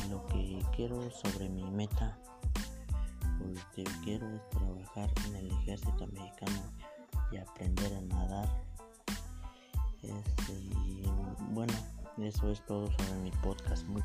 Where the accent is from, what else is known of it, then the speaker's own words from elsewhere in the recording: San Antonio, Puebla, Mexico; Soy de San Antonio Hermenegildo Galeano. Tengo 15 años. Nací el 19 de mayo del 2005 en San Antonio